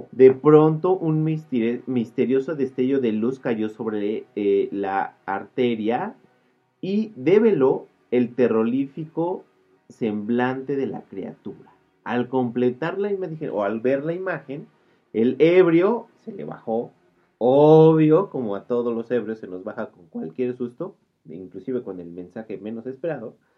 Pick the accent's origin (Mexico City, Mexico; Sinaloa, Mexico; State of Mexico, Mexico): Mexico City, Mexico; born or raised there